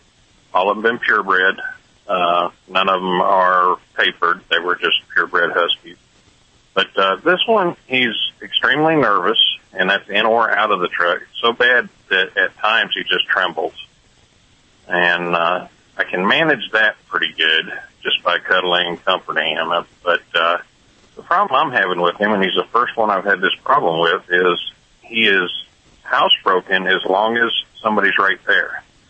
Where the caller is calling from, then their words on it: Wichita, Kansas, United States; Right now I'm in Wichita, Kansas. I'm a truck driver out of Arkansas.